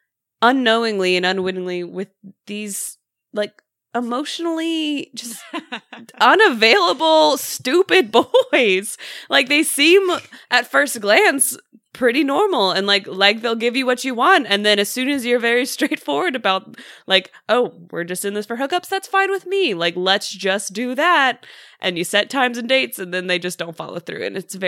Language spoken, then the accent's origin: English; the Bible Belt, United States; because of like just like how I was raised and living in the Bible Belt.